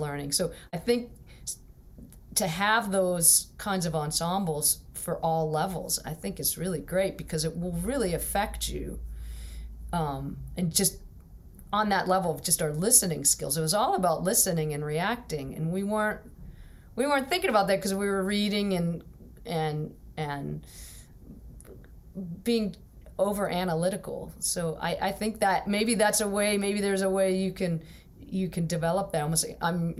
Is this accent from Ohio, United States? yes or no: no; Pittsburgh, Pennsylvania, United States; I'm from Pittsburgh